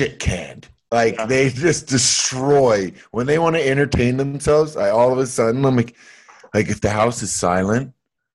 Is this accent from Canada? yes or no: yes; Canada; I grew up in Canada